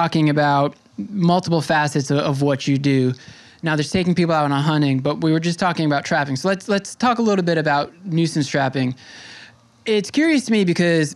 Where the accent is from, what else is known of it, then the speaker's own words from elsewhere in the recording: Long Island, New York, United States; now in Brooklyn, United States; I'm originally from Long Island, and now I'm in Brooklyn